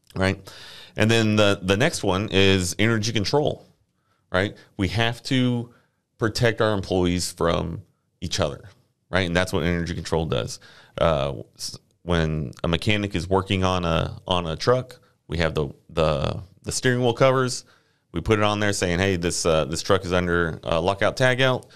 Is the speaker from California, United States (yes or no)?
no; Friendswood, Texas, United States; also born or lived in Corpus Christi, Texas; grew up down the ro-, down the way in, uh, Friendswood